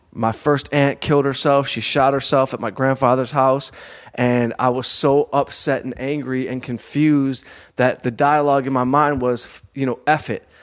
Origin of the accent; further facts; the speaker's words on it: Southfield, Michigan, United States; moved away; also born or lived in Detroit / Los Angeles; I'm from Southfield, Michigan.